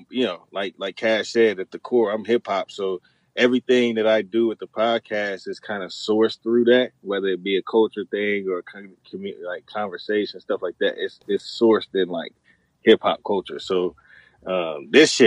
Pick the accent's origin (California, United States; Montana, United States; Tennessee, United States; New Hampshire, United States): Tennessee, United States; Chattanooga; moved away as an adult; also born or lived in Spangdahlem, Germany; I'm from Chattanooga, Tennessee